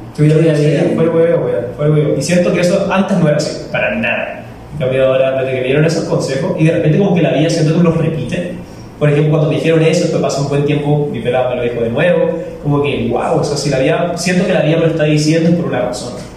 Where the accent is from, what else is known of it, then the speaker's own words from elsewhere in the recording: Chile; now in Ecuador; soy chileno